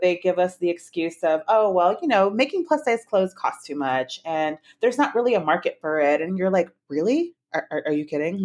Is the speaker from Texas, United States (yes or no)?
yes; San Antonio, Texas, United States; my hometown of San Antonio